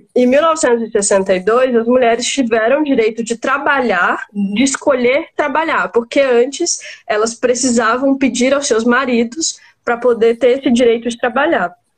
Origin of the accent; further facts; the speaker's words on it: Maranhão, Brazil; moved away as an adult; also born or lived in Tocantins; now in São Paulo, Brazil; sou maranhense, né? Com uma partezinha que eu passei no Tocantins e agora morando em São Paulo.